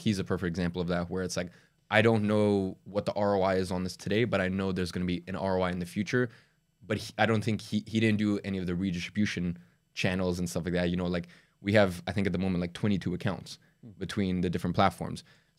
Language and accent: English; Dagestan, Russia; born there; I was born in Dagestan in Russia.